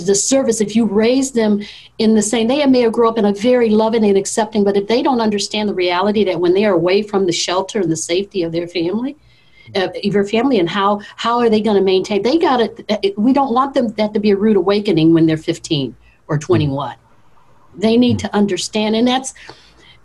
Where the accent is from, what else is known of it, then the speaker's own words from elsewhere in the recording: the North, United States; I grew up in the North